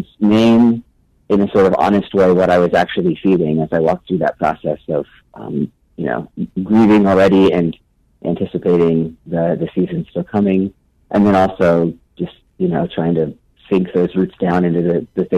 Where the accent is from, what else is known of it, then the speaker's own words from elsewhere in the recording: Nebraska, United States; moved away as an adult; also born or lived in St. Louis, Missouri; now in Rockford, United States; I grew up in Nebraska